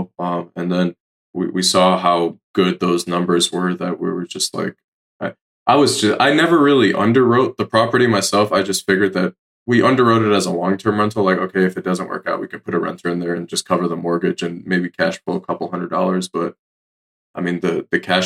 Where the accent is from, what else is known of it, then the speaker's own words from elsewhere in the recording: Detroit, Michigan, United States; moved away as an adult; also born or lived in Washington, D.C.; now in Asheville, United States; I'm originally born and raised in Detroit, Michigan